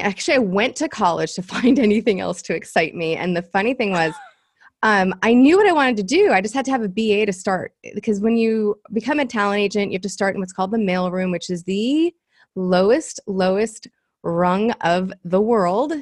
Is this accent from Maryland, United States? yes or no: no; Los Angeles, California, United States; I am from Los Angeles, um, third generation, actually. I'm this rare bird here 'cause, like, nobody's from L